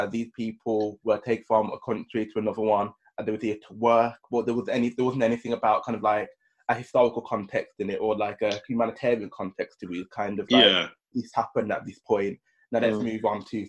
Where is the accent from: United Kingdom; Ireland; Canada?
United Kingdom; especially as Black British people, however you want to identify.